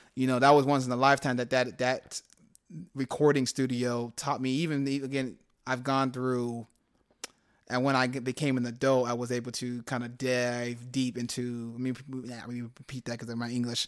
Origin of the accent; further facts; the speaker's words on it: Phoenix, Arizona, United States; also born or lived in California; I came back to my city